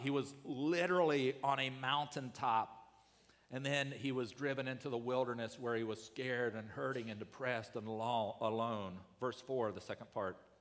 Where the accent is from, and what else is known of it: United States